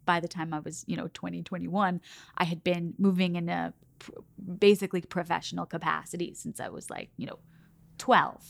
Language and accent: English; Oklahoma City, Oklahoma, United States; So I grew up in Oklahoma City, and I grew up dancing there